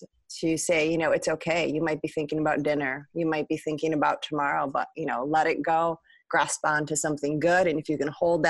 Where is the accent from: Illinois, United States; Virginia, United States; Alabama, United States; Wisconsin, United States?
Wisconsin, United States; Milwaukee; I'm also a Midwesterner. I'm from Milwaukee, Wisconsin.